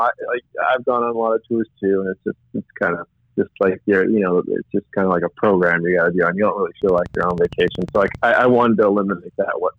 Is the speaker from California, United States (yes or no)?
yes; San Diego, California, United States; growing up in San Diego